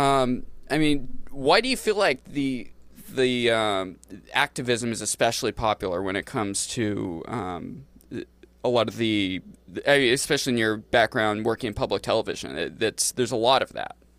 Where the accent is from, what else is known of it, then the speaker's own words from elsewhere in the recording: Maine, United States; growing up in Maine